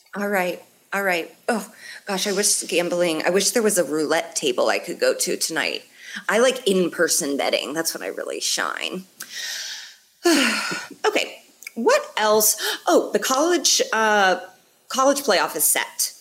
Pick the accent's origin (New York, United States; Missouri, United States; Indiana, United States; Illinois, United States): Indiana, United States; Indianapolis; I'm from Indy